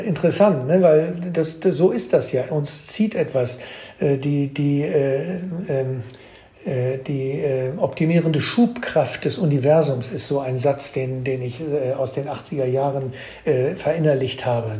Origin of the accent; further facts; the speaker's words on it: Germany; du sowieso ein Exot bist als Deutscher